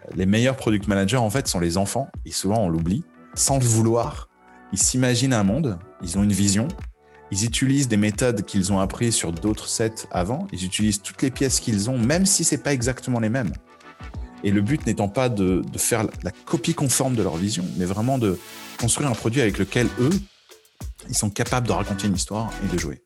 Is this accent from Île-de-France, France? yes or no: yes; Paris, Île-de-France, France; moved away as an adult; je viens de Paris et même si j'ai fait la, on va dire quasi-totalité de ma carrière à l'étranger